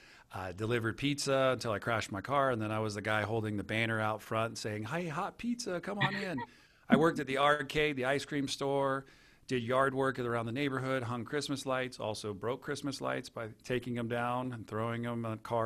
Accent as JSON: {"language": "English", "town": "Santa Cruz", "region": "California", "country": "United States", "tie": "born or raised there", "said": "I grew up in Santa Cruz, California as just an average kid."}